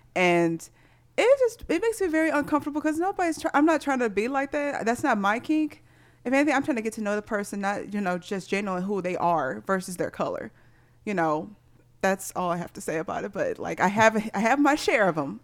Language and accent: English; Missouri, United States; growing up in Missouri